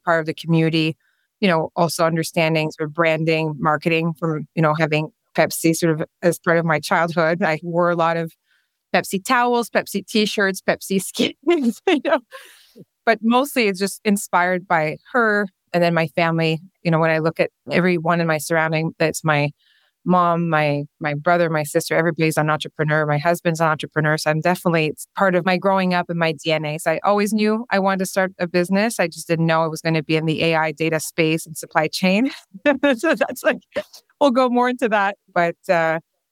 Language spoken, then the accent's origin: English; Quebec, Canada; first language French; English is a second language; moved away as an adult; also born or lived in Whistler; I'm originally from Quebec. I'm French-speaking